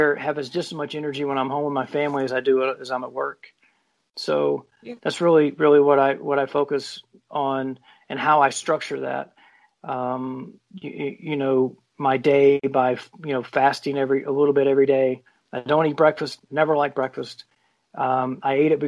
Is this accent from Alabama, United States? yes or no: no; South Carolina, United States; moved away; I'm from South Carolina originally.